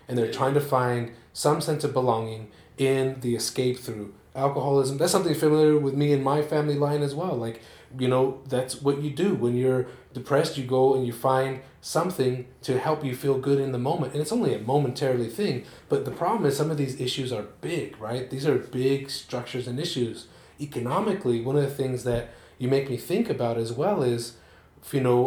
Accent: Salt Lake City, Utah, United States; where I grew up in Rose Park

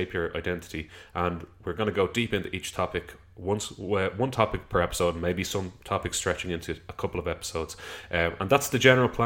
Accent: Dublin, Leinster, Ireland; we came from South County Dublin

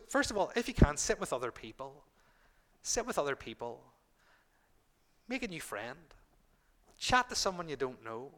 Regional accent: Northern Ireland, United Kingdom; we're from Northern Ireland

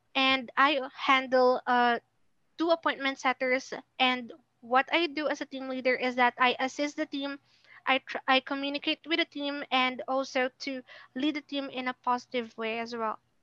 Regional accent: Philippines; I'm also from the Philippines.

